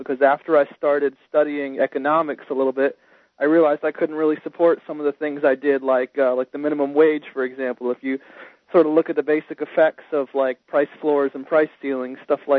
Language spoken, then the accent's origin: English; Maryland, United States; I was raised in Maryland, which is a very liberal state.